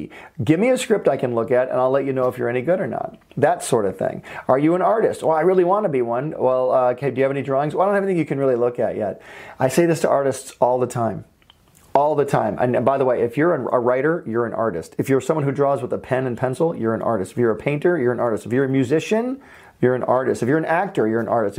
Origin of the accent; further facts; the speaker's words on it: Michigan, United States; moved away as an adult; also born or lived in Valencia, California; now in California, United States; I'm from Michigan